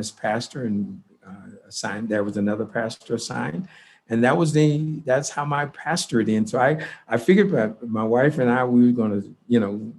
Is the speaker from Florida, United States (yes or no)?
no; Houston, Texas, United States; I grew up in Houston, Texas, and in predominantly all Black neighborhood